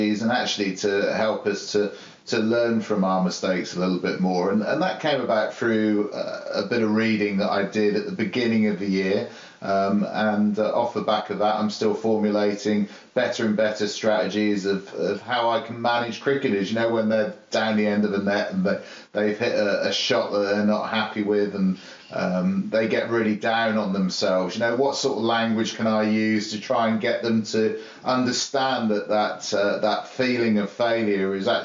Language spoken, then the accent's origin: English; Isle of Wight, South East England, United Kingdom; who I grew up with on the Isle of Wight